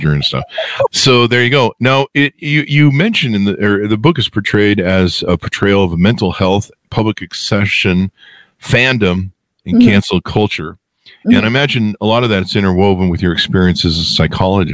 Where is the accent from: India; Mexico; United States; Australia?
United States; California; I grew up in California